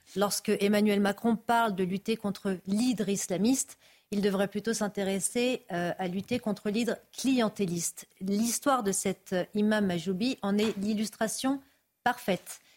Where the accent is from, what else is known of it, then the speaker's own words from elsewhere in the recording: France; je suis française d'origine algérienne.